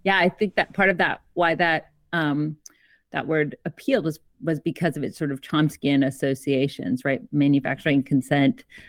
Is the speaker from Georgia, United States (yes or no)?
yes; Georgia, United States; also born or lived in Canada; I'm Canadian. I grew up in Georgia, so in the American South, but I'm Canadian